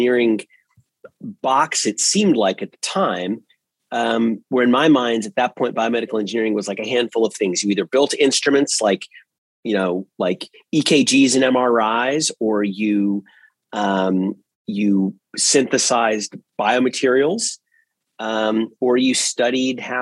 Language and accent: English; Northern Virginia, United States; I grew up in Northern Virginia, actually inside the Washington, D.C. beltway, the proverbial beltway